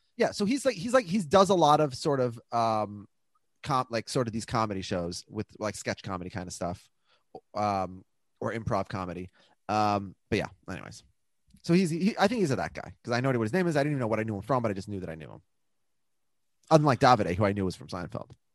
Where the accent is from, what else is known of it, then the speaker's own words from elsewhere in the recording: Minneapolis, Minnesota, United States; my dad's lived in the house that I grew up like where I was born in Minneapolis.